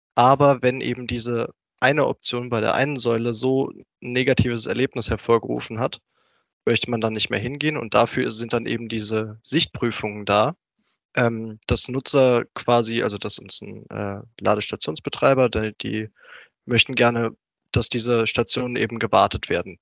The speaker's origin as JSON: {"language": "German", "town": "Rüsselsheim", "region": "Hesse", "country": "Germany", "lives_now": "Pfungstadt, Germany", "said": "ursprünglich komme ich aus Rüsselsheim, ist jetzt auch gar nicht so weit von Frankfurt weg"}